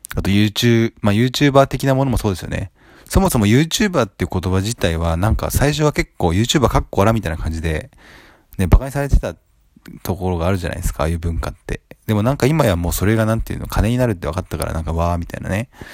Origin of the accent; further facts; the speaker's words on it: Japan; この生まれ育った土地